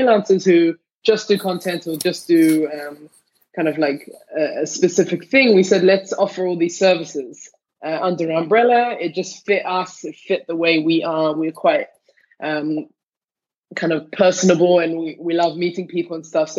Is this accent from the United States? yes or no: no; London, United Kingdom; now in Tel Aviv, Israel; Me and my twin sister, growing up in London